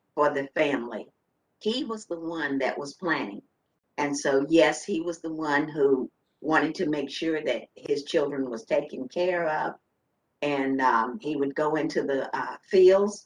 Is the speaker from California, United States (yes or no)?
no; Front Royal, Virginia, United States; also born or lived in Culpeper, Virginia; I was born in Culpeper, Virginia. I grew up in Front Royal, Virginia